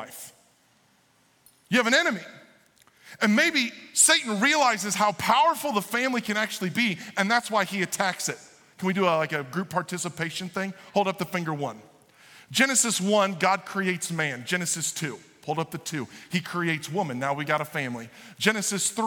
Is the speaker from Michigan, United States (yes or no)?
no; Illinois, United States; I'm from the Republican part of Illinois.